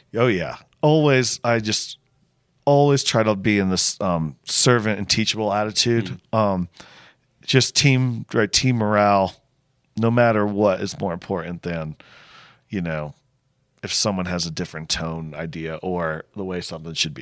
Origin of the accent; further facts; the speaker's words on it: Connecticut, United States; moved away as an adult; also born or lived in Charleston, South Carolina; I grew up in Connecticut